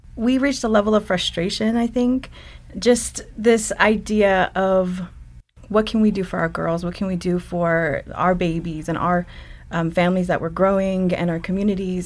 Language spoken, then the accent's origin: English; Ganado, Arizona, United States; moved away; also born or lived in Browning, Montana; I grew up and finished school in Ganado, Arizona